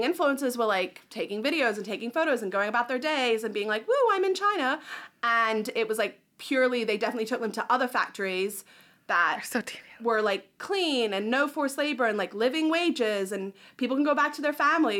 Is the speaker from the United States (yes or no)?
no; New Zealand; But I'm hoping that other countries, my home country of New Zealand, I'm like, what are you guys doing?